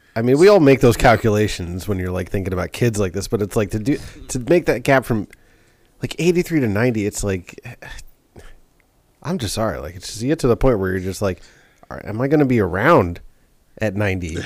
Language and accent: English; New York City, New York, United States; growing up in New York City, you see a lot.